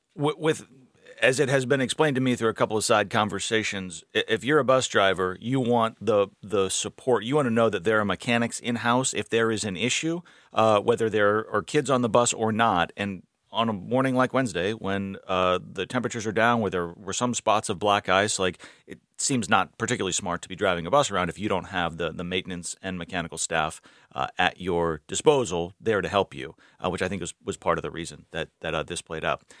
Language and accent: English; Massachusetts, United States; now in North Carolina, United States; I grew up in Massachusetts